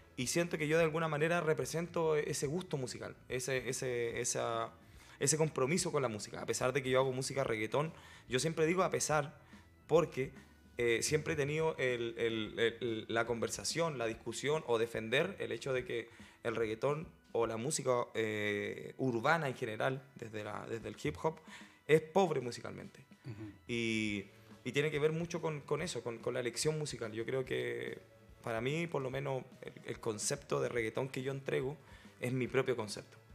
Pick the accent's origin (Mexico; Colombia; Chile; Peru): Chile; yo mismo siendo chileno